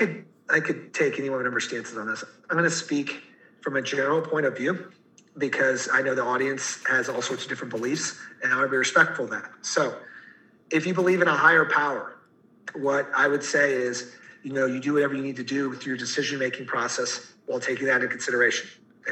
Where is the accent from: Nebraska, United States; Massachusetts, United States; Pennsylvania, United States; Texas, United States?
Texas, United States; Fort Worth; I moved over from Fort Worth, Texas